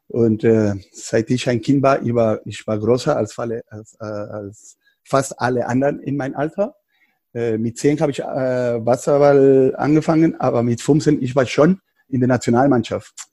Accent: Mexico; German is a second language; moved away as an adult; also born or lived in California, United States; now in Berlin, Germany

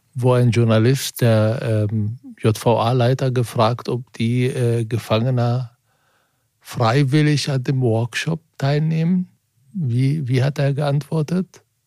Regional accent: Germany; als Deutscher

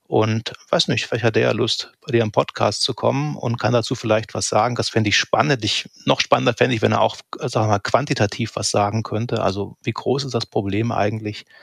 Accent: East Germany, Germany; habe ich mir nicht abgewöhnt, wie manche ja wohl das auch getan haben, um mhm. nicht aufzufallen als Ossi.

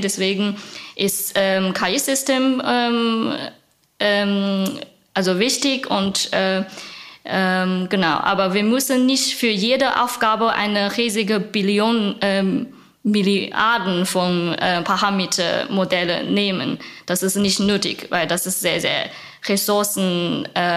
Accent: China; German is a second language; moved away as an adult; now in Berlin, Germany; Ich komme original aus China vor sieben Jahren

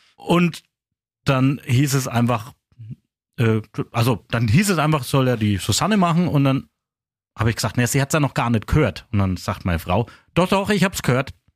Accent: Kronach, Bavaria, Germany; accent: Kronach dialect (Franconian); Kronicher Dialekt, das ist ja mein Dialekt

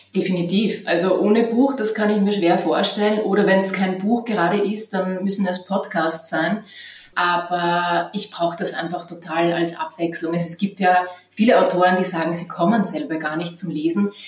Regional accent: western Lower Austria, Austria; moved away; also born or lived in Vienna; ich bin nicht äh, in Wien aufgewachsen, sondern am Land im westlichen Niederösterreich an der Grenze zu Oberösterreich

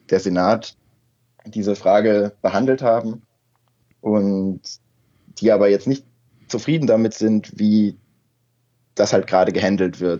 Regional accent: Berlin, Germany; also born or lived in Minden; also geboren bin ich in Minden, also gar nicht typisches Hertha-Gelände äh, in Nordrhein-Westfalen. Ähm, bin mit 8, 1999 nach Berlin gekommen.

